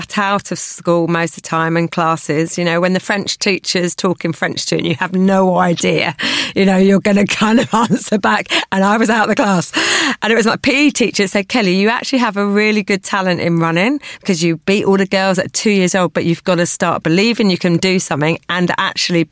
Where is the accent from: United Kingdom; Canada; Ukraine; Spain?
United Kingdom; Kent, South East England; I was born and bred in Kent